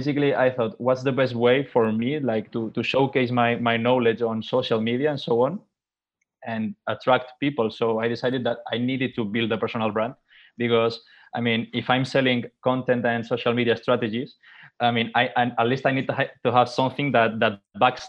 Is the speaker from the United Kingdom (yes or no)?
no; Mallorca, Balearic Islands, Spain; moved away as an adult; I'm from Mallorca. I come from Mallorca. I was born there and I lived there until I was 18.